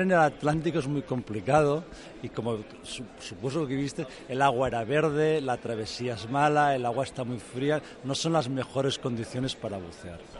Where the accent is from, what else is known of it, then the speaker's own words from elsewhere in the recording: Spain; yo soy español